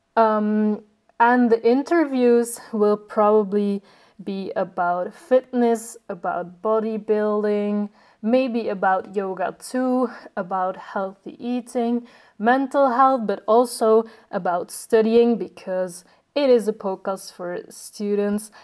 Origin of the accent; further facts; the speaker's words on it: Belgium; I am 23 years old and I am from Belgium.